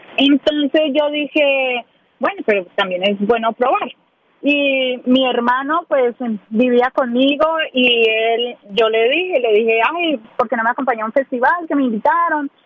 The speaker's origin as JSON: {"language": "Spanish", "town": "Ibagué", "region": "Tolima", "country": "Colombia", "moved": "as an adult", "lives_now": "Nashville, United States", "said": "soy de Ibagué, del departamento del Tolima"}